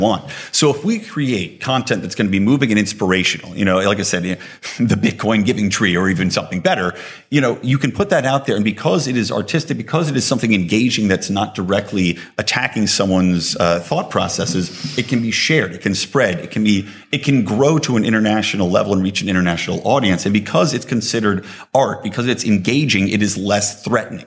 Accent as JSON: {"language": "English", "country": "United States", "said": "I'm an American."}